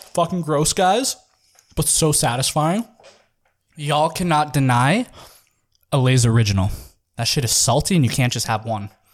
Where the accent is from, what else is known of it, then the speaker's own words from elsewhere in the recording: Saskatchewan, Canada; I'm from Saskatchewan